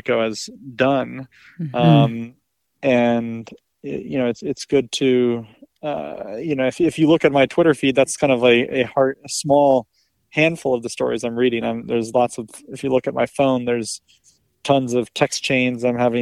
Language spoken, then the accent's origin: English; the Berkshires, Massachusetts, United States; now in Washington, D.C., United States; I grew up in the Berkshires in a small town of 7,000 people